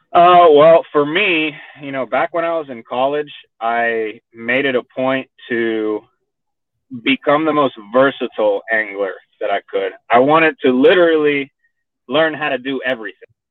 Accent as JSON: {"language": "English", "town": "Miami", "region": "Florida", "country": "United States", "tie": "born or raised there", "also_born_or_lived": "San Juan, Puerto Rico / Fort Worth, Texas", "accent": "Texan", "moved": "as an adult", "lives_now": "Texas, United States", "said": "I was born in, in San Juan, Puerto Rico, and uh, I grew up in Miami, Florida"}